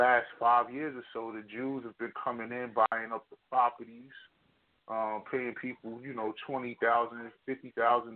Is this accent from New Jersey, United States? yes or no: yes; Jersey City, New Jersey, United States; I'm from Jersey City, and it kind of touched home. You know, it wasn't too far from my grammar school